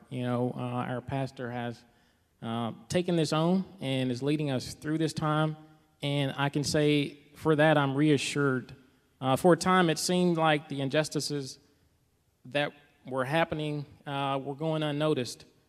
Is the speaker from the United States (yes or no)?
yes; Mississippi, United States; I grew up in the South as well, from Mississippi